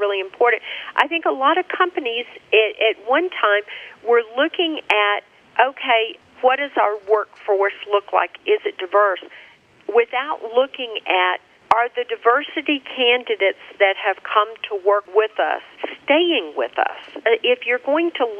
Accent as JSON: {"language": "English", "town": "Birmingham", "region": "Alabama", "country": "United States", "tie": "born or raised there", "said": "Birmingham, Alabama, my hometown"}